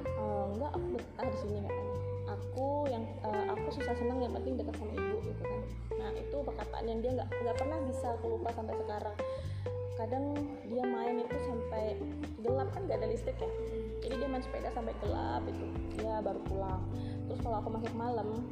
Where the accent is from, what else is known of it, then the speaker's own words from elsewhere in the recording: Java, Indonesia; moved away; aku itu dulu waktu kecil aku kan besar di Jawa